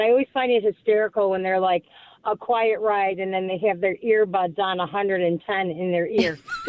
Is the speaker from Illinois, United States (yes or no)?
no; Buffalo, New York, United States; We are from South Buffalo